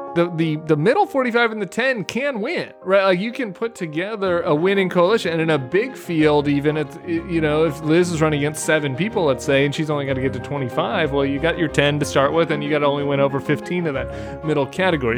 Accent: Denver, Colorado, United States; I'm from suburban Denver. And, and my hometown district

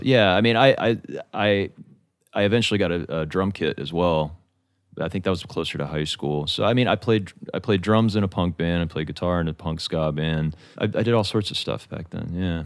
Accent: Atlanta, Georgia, United States; moved away; also born or lived in Rome, Italy / Alabama; I grew up in Atlanta

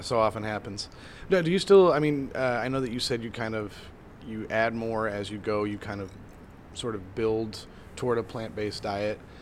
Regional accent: Midwest, United States; I grew up in the Midwest

